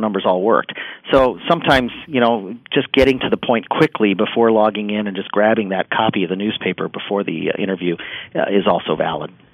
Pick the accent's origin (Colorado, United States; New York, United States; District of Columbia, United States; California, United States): District of Columbia, United States; Washington; I grew up here in Washington in the 70s